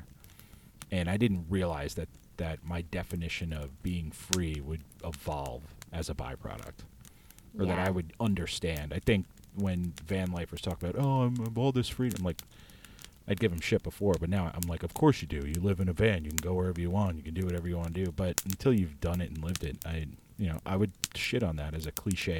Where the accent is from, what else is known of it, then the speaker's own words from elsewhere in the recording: United States; moved away; also born or lived in New York City; as an American